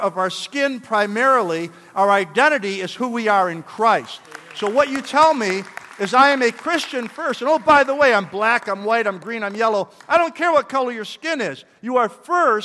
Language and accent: English; New York, United States; I'm from New York